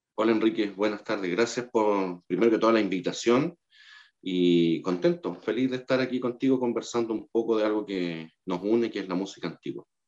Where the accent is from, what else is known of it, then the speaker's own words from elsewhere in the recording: Concepción, Biobío, Chile; yo, soy penquista, yo soy de Concepción